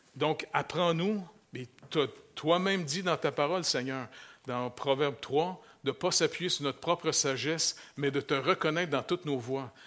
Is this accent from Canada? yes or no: yes; Quebec, Canada; moved away; si je retourne chez nous au Québec, là, je retourne à ville